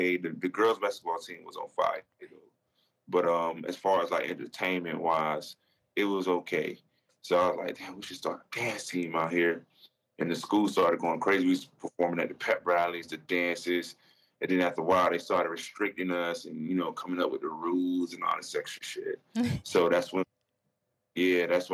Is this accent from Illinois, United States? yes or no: no; Fort Lauderdale, Florida, United States; I'm from Fort Lauderdale.